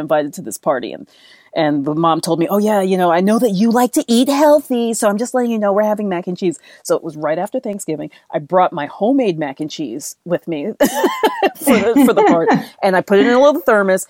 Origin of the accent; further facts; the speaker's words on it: New York City, New York, United States; moved away as an adult; also born or lived in Europe; I grew up in the Bronx in the 1970s